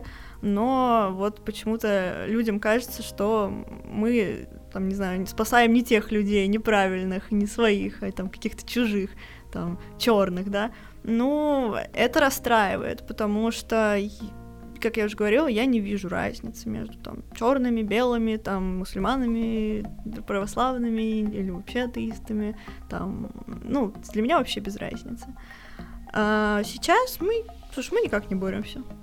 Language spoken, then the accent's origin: Russian; Ufa, Bashkortostan, Russia; мы обе из Уфы